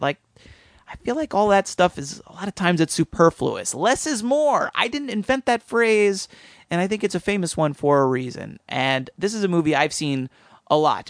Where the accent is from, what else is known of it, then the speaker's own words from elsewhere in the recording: suburban New Jersey, United States; in suburban New Jersey in my hometown